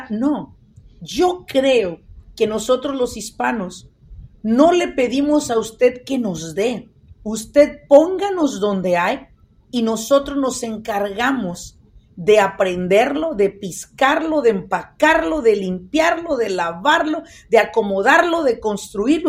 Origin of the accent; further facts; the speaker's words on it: Mexico; moved away as an adult; also born or lived in Michoacán; now in United States; Soy una persona que ha vivido más en este país que en México. Sí, soy mexicana